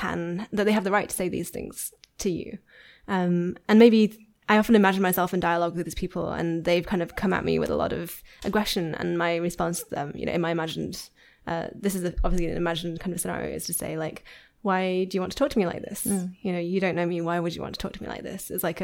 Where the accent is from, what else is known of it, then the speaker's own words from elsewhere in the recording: Yorkshire and the Humber, United Kingdom; I am from Yorkshire.